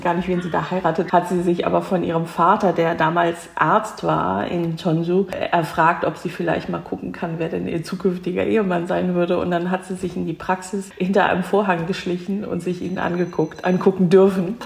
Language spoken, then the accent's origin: German; near Cologne, North Rhine-Westphalia, Germany; ich bin in Deutschland geboren, aber eben mit koreanischen Wurzeln. Ich bin also 1970 geboren und bin in der Nähe von Köln aufgewachsen, in einer Vorstadt von Köln